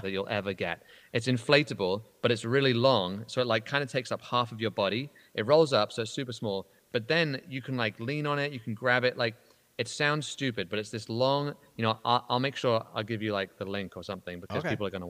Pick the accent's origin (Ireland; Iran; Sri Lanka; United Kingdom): United Kingdom; now in United States; I am genuinely a Brit